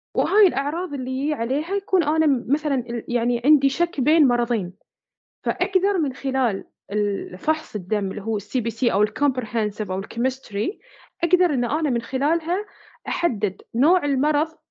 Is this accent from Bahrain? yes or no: yes; Bahrain; احنا عندنا هنا في البحرين